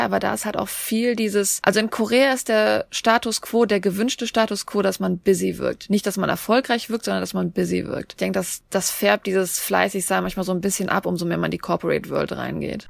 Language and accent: German; Germany; Als Deutscher